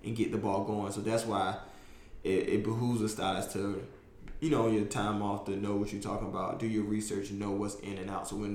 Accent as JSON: {"language": "English", "region": "North Carolina", "country": "United States", "moved": "yes", "lives_now": "New York City, United States", "said": "I'm the kid from North Carolina"}